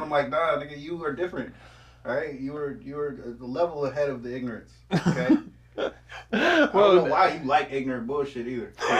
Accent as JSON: {"language": "English", "town": "Richmond", "country": "United States", "said": "Once again, I'm from Richmond, okay? The hood."}